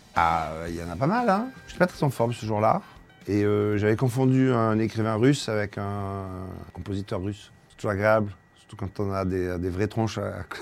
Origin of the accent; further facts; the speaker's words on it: Marseille, Provence-Alpes-Côte d'Azur, France; Je viens de Marseille, la plus belle ville du monde